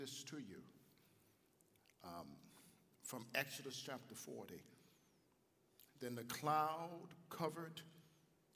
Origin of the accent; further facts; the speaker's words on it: Chicago, Illinois, United States; I'm from Chicago. I grew up on the south side of Chicago.